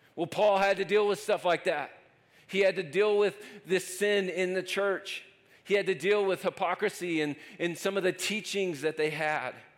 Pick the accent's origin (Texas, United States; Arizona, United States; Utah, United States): Texas, United States; Lubbock; moved away as an adult; now in Denver, United States; I'm from West Texas and just moved to Colorado